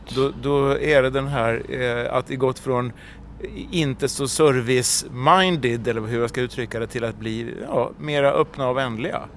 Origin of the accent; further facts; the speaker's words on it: Sweden; vi som svenskar